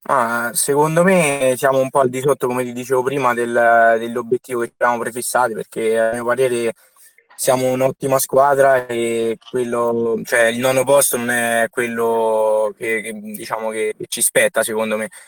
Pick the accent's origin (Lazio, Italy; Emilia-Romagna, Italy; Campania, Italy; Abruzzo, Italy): Lazio, Italy; Soriano nel Cimino; moved away; io sono sorianese quindi nel mio paese sono tornato